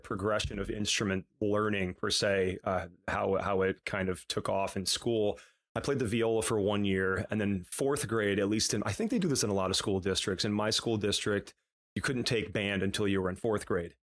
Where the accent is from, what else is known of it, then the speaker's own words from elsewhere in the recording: Whitesboro, New York, United States; now in Long Island, United States; I grew up in Utica, New York. Well, Whitesboro, which is a small town outside of Utica